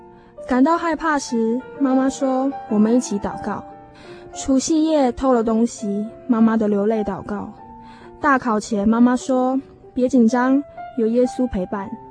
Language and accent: Chinese; Banqiao, New Taipei, Taiwan; 亲爱的听众朋友，